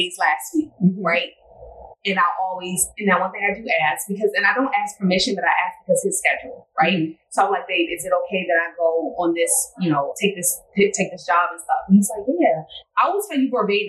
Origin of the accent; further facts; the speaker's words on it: Baltimore, Maryland, United States; I'm from Baltimore